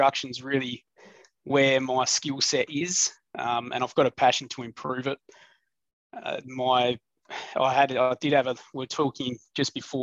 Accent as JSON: {"language": "English", "town": "Snowtown", "region": "South Australia", "country": "Australia", "tie": "born or raised there", "said": "I was born into farming. I was born in Snowtown, actually."}